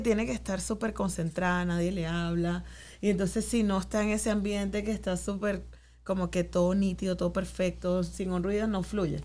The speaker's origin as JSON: {"language": "Spanish", "country": "Venezuela", "moved": "yes", "lives_now": "New York, United States", "said": "como venezolanos"}